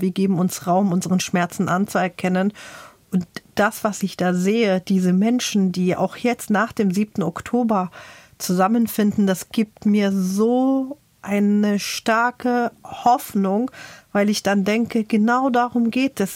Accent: Germany; ich sage das jetzt nicht als Palästinenser, sondern als Deutsche

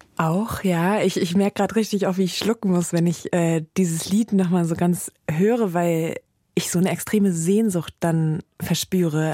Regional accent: Rhineland, Germany; ich habe natürlich meine Heimat Rheinland, das ist ganz klar, und meine Familie

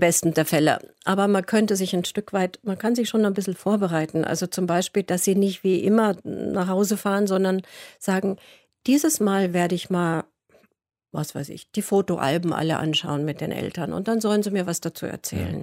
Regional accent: Munich, Bavaria, Germany; moved away

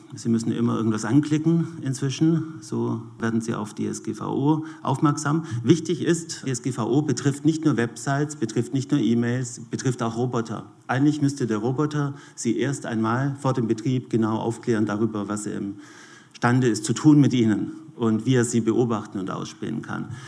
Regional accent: Switzerland; bei uns in der Schweiz

